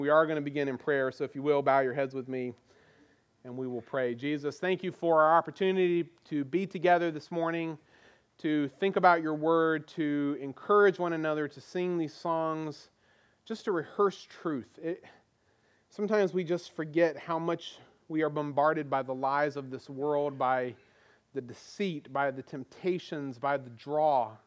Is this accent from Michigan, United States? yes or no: no; Goldsboro, North Carolina, United States; now in Virginia Beach, United States; I grew up in North Carolina. We lived, I lived in the town of Goldsboro